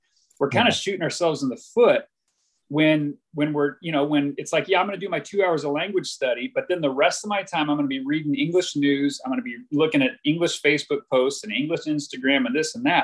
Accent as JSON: {"language": "English", "country": "United States", "moved": "as an adult", "lives_now": "Taiwan", "said": "myself as an American"}